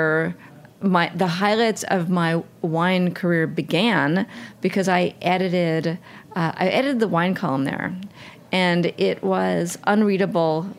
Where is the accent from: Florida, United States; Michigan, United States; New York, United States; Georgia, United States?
New York, United States; New York City; I grew up in New York City